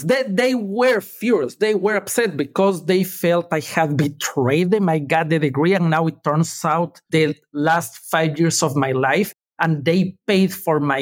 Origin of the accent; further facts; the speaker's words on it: Ecuador; now in Los Angeles, United States; I was born and raised in Ecuador. That explains the accent.